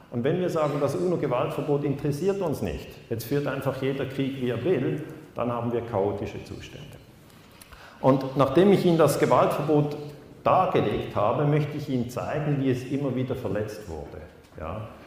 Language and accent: German; Switzerland